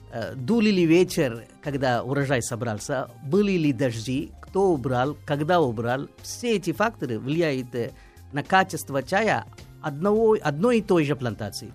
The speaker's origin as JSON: {"language": "Russian", "country": "India", "moved": "yes", "said": "я из Индии"}